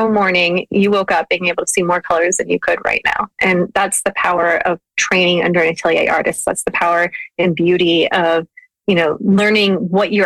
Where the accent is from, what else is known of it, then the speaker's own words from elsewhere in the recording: Ohio, United States; moved away; also born or lived in Seattle; I grew up in Ohio